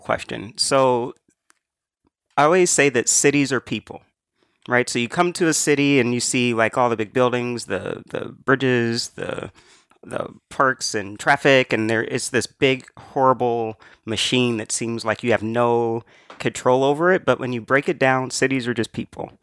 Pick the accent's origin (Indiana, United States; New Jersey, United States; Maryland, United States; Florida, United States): Indiana, United States; Indianapolis; now in New York, United States; I grew up in Indianapolis